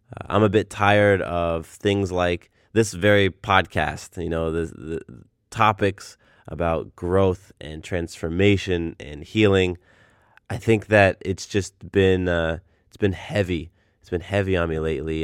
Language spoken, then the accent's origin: English; Del Mar, California, United States; moved away; I'm from Southern California. I was born in, uh, a small town called Del Mar, which is north of San Diego